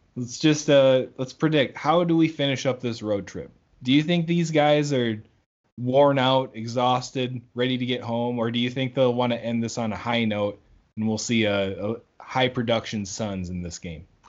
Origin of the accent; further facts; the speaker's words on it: South Dakota, United States; I'm from South Dakota